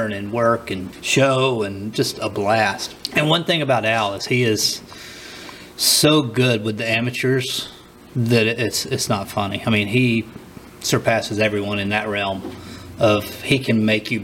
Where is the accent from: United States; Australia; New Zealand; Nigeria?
United States; Helena, Alabama; my hometown is Helena, Alabama